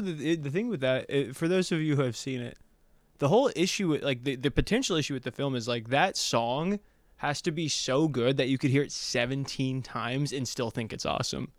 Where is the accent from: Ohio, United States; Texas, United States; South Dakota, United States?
Ohio, United States; moved away as an adult; now in Los Angeles, United States; I grew up in Ohio, went to college in Ohio, and then I moved out here right after I graduated